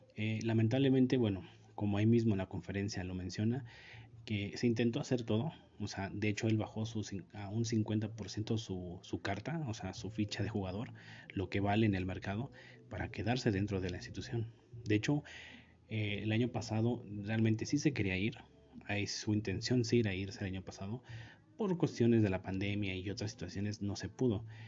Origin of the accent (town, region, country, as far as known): Mexico